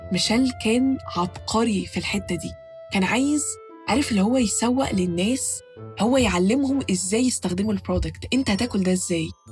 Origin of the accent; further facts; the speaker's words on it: Egypt; عندنا في مصر